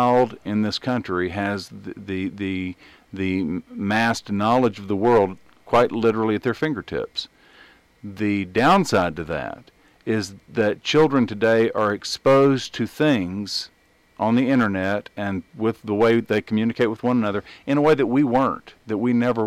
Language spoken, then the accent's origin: English; East Texas, United States; where I grew up in East Texas, in a smaller town, we would bring our duck guns to school